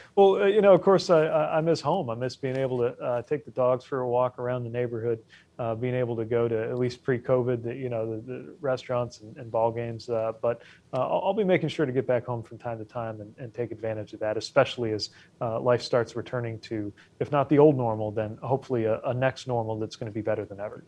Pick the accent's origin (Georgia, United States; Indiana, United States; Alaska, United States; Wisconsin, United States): Indiana, United States; moved away; back home in Indiana